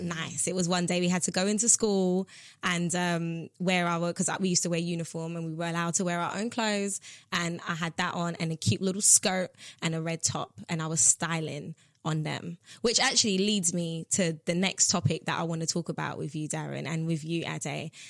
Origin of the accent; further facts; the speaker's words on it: New York City, New York, United States; now in United Kingdom; I was raised in Brooklyn, New York. I was born here, as you know, but I went mm. to Brooklyn when I was five